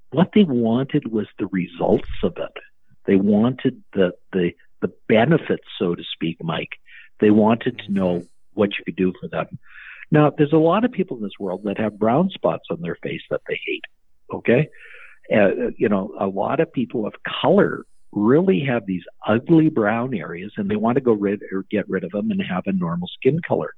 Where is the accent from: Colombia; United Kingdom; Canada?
Canada; I'm a doctor from Canada